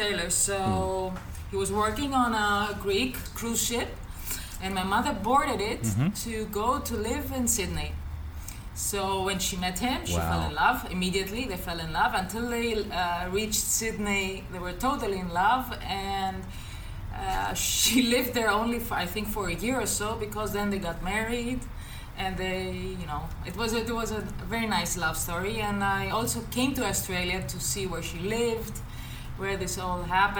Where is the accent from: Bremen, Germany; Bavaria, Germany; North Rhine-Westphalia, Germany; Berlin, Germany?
Bavaria, Germany; Nuremberg; born there; I was born in Nuremberg, I don't know how it's pronounced correctly in English.